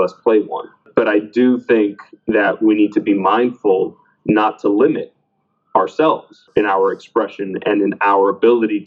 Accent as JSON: {"language": "English", "town": "Miami", "region": "Florida", "country": "United States", "tie": "born or raised there", "said": "I was born in Miami, you know, Miami was predominantly Cuban, especially the area of Miami that I lived"}